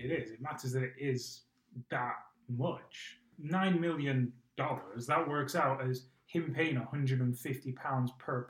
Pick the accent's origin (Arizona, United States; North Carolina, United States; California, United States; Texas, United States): Arizona, United States; One thing that I am surprised at is my home state of Arizona.